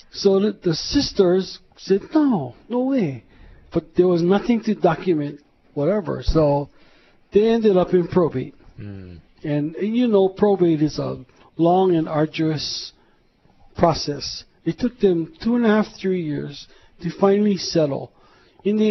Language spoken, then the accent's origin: English; Honolulu, Hawaii, United States; born in Honolulu, Hawaii, a couple of blocks from here, in fact, in Makali, and I attended McKinley and the University of Hawaii